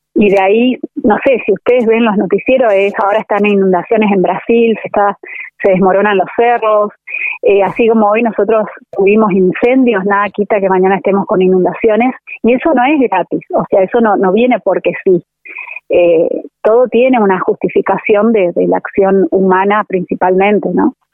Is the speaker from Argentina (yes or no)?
yes; Corrientes, Argentina; yo soy correntina